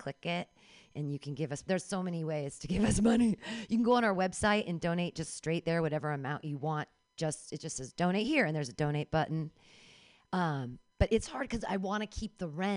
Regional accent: Danville, California, United States; now in San Francisco, United States; I grew up in Danville

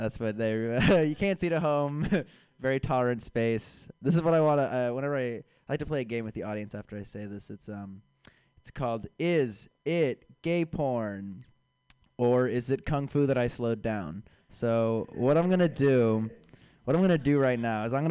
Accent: San Francisco, California, United States; now in Chicago, United States; I was born and raised here in San Francisco

